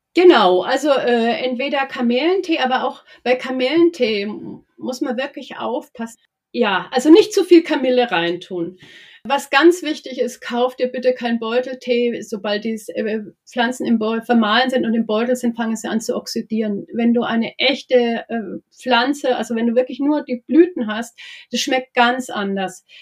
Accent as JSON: {"language": "German", "area": "Nuremberg area", "region": "Bavaria", "country": "Germany", "said": "ich bin ja aus der Gegend von Nürnberg"}